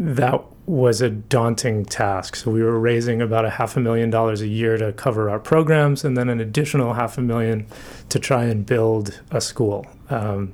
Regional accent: South Portland, Maine, United States; I grew up in South Portland. I graduated from Windham High School

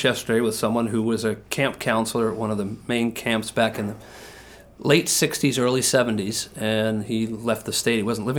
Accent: Massachusetts, United States; now in Portland, United States; I was a Bates grad, and so I came from Massachusetts to Bates, Bates to New York.

